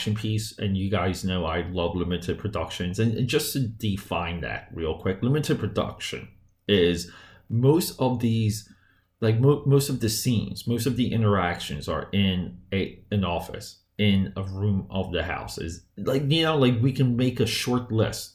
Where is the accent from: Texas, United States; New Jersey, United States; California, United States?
New Jersey, United States; New Jersey. That's my hometown. All of New Jersey is my hometown